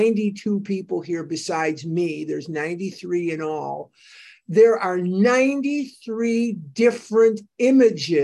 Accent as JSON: {"language": "English", "town": "Chicago", "region": "Illinois", "country": "United States", "tie": "born or raised there", "said": "as a child, I went to the synagogue at the corner of where we lived. I'm from Devon Avenue in Chicago. I'm a West Rogers Park boy."}